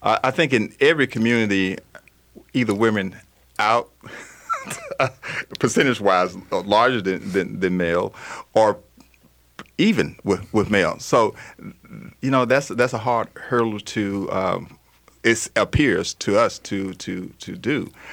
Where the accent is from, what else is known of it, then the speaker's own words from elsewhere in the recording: Arkansas, United States; I'm from Arkansas.